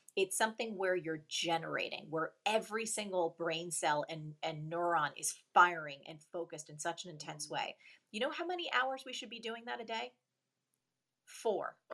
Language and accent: English; New Jersey, United States; also born or lived in New York; a weird, quirky Jersey girl